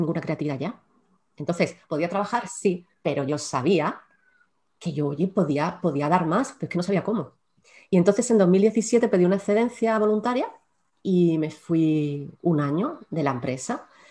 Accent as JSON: {"language": "Spanish", "town": "Córdoba", "region": "Andalusia", "country": "Spain", "tie": "born or raised there", "moved": "yes", "lives_now": "Málaga, Spain", "said": "yo soy malagueña de adopción porque realmente nací en ah. Córdoba, pero llevo ya en Málaga, ¡buah! La tira de tiempo"}